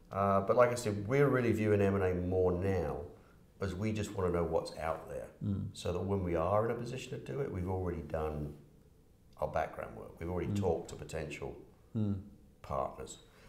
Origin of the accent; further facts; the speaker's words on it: United Kingdom; now in Canada; From the UK, yeah.